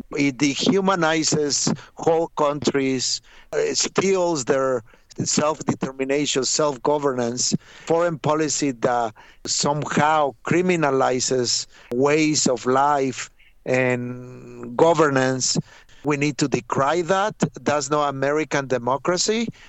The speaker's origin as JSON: {"language": "English", "country": "Mexico", "moved": "yes", "lives_now": "New York, United States", "said": "I am from Mexico"}